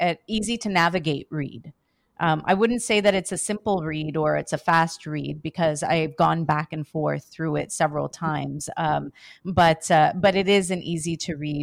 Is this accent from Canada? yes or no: yes; Canada; Myself being born and raised in Canada